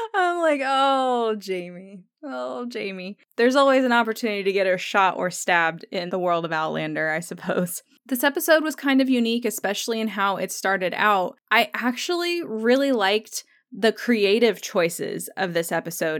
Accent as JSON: {"language": "English", "country": "United States", "tie": "born or raised there", "said": "growing up in the United States"}